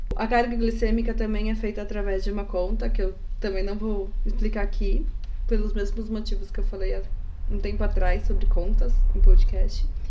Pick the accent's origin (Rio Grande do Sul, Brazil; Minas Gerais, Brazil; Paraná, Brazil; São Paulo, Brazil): São Paulo, Brazil; nós somos daqui da capital de São Paulo, ou seja, uma cidade grande